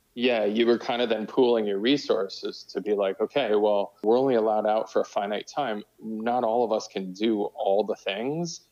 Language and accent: English; New Jersey, United States; moved away; also born or lived in Boston; I grew up in New Jersey. I actually grew up in sort of Metro New York.